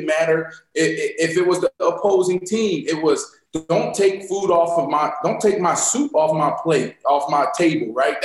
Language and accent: English; Pittsburgh, Pennsylvania, United States; moved away; I'm from Pittsburgh, Pennsylvania.